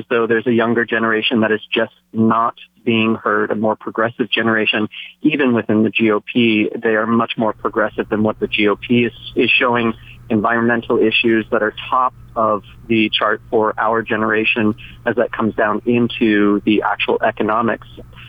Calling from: Big Island, Hawaii, United States; I'm calling from the Big Island.

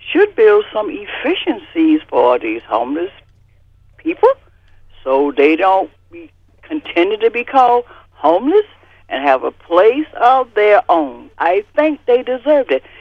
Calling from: Newark, New Jersey, United States; I'm from Newark

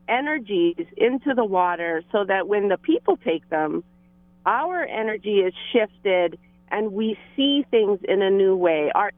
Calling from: Hilo, Hawaii, United States; Well, aloha, Bird and Meli and Kiana. I'm calling in from Hilo today.

